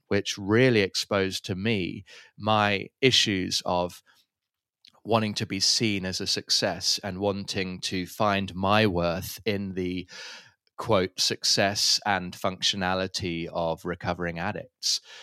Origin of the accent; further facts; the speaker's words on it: London, United Kingdom; moved away as an adult; also born or lived in Cape Town, South Africa; now in Manenberg, Cape Town, South Africa; I'm from London originally, uh, but have been living in Cape Town now for almost fifteen years